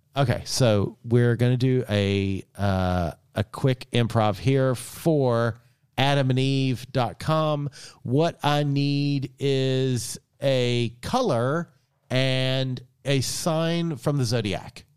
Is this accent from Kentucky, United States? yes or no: yes; Eastern Kentucky, United States; I was born and raised in Eastern Kentucky